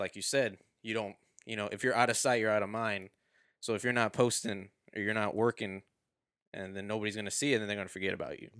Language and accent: English; Houston, Texas, United States; I was born here